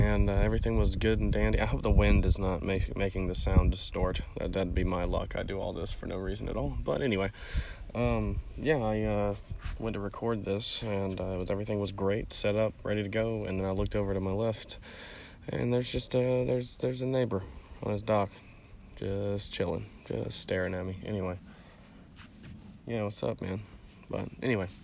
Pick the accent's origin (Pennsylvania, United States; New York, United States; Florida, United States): Florida, United States; also born or lived in Nashville; I'm from Florida, so I flew out of Jacksonville